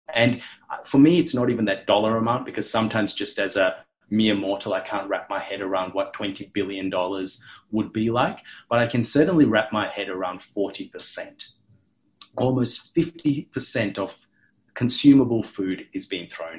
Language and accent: English; Sri Lanka; now in Australia; growing up in Sri Lanka, which was a developing nation at the time